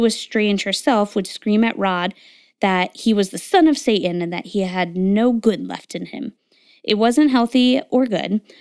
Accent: Connecticut, United States; I grew up in Connecticut

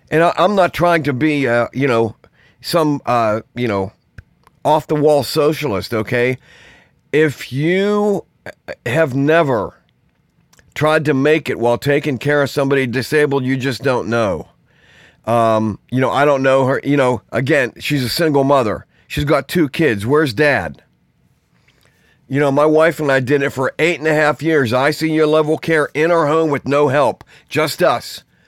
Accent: Pittsburgh, Pennsylvania, United States; I grew up in Pittsburgh, in the city.

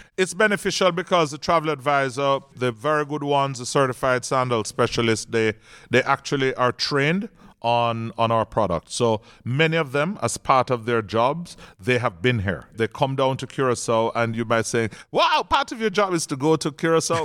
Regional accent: Jamaica; I'm Jamaican.

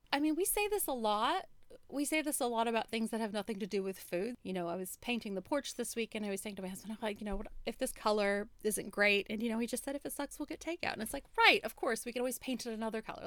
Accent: United States; growing up in America

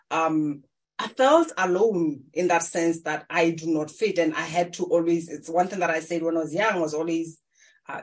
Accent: Maun, North-West District, Botswana; I was born in Africa in Maung. It's one of the tourist attraction places. But as a young girl, I just grew up in a farm

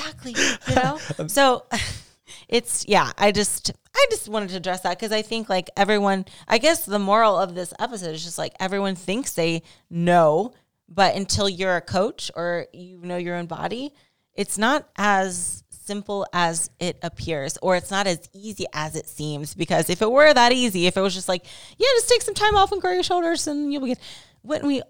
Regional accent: Ohio, United States; My home state.

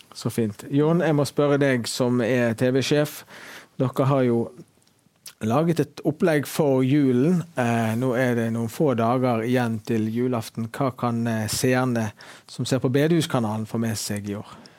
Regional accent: Bergen, Vestland, Norway; men det å være hjemme i Fyllingsdalen, i det huset som jeg har vokst opp

